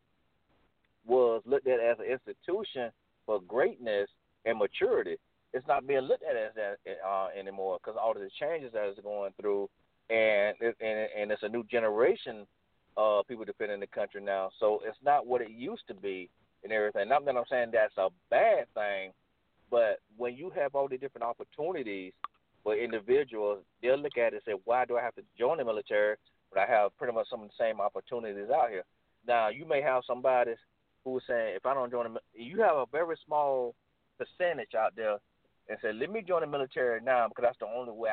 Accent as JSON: {"language": "English", "region": "Florida", "country": "United States", "said": "I'm from Florida, so I didn't know nothing about no snow or anything"}